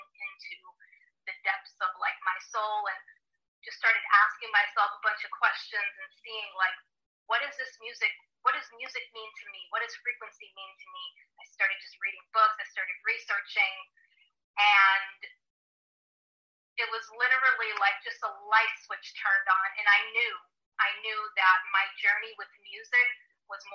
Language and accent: English; Providence, Rhode Island, United States; moved away as an adult; also born or lived in California; where I was born in Rhode Island, Providence, Rhode Island